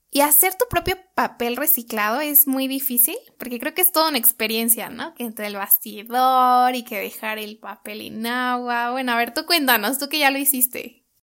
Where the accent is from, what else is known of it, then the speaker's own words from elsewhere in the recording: Mexico; moved away; nosotros como mexicanos